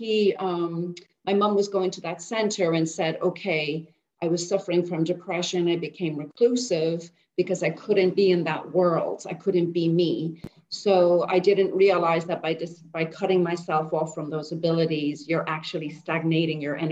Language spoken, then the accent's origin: English; Dublin, Leinster, Ireland; now in Bangkok, Thailand; I grew up in Dublin, born and bred in Dublin